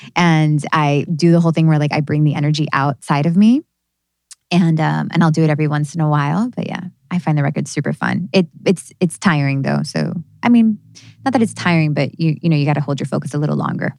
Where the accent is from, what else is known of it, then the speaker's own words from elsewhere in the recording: New Jersey, United States; I was born in New Jersey